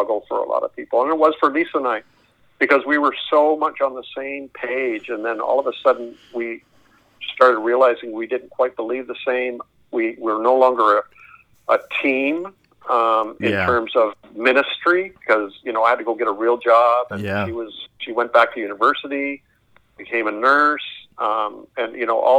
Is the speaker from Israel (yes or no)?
no; Canada; also born or lived in Springfield, Missouri; I'm a Canadian